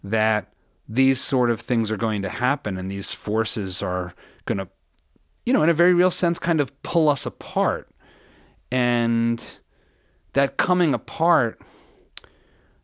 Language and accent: English; Allentown, Pennsylvania, United States; also born or lived in Philadelphia / New York; now in Texas, United States; I was born in Philadelphia, and like my whole family is Italian.